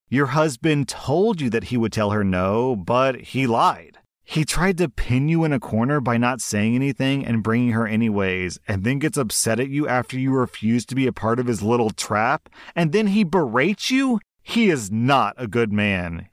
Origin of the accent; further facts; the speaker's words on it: United States; I'm an American